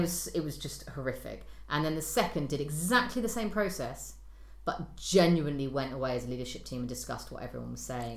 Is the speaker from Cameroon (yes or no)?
no; United Kingdom; I'm British